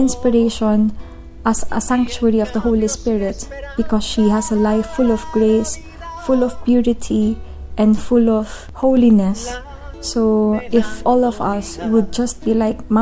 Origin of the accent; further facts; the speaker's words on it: Philippines; I am from the Philippines